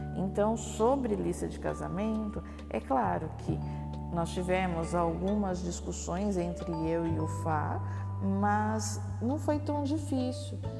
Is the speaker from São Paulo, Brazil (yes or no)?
yes; Baixada Santista, São Paulo, Brazil; Eu sou da Baixada Santista